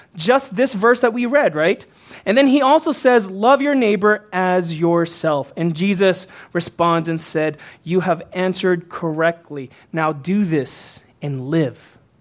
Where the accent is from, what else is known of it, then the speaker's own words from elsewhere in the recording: Houston, Texas, United States; moved away as an adult; when I was growing up as a teen and into my early 20s until I moved away from Houston